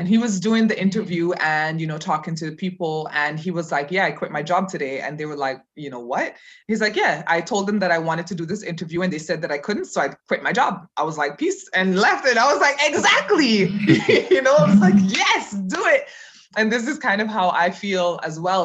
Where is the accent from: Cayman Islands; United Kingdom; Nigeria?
Cayman Islands; moved away as an adult; also born or lived in Jamaica; now in Berlin, Germany; I was born in Jamaica and um, okay. grew up there, and then I left when I was seven and um, grew up in the Cayman Islands. Um, and then I left Cayman when I was 25 and came to Germany, and I've been living here ever since